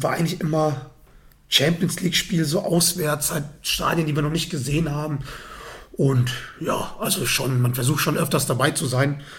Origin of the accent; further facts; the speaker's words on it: North Rhine-Westphalia, Germany; Ich komme aus der Gegend, in der Nähe von Dortmund.